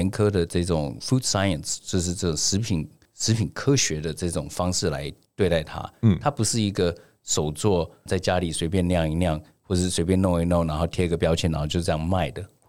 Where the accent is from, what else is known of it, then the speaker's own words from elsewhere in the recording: Taiwan; 是因为我觉得第一个，我们台湾人吃太油、吃太咸，然后呢吃太甜。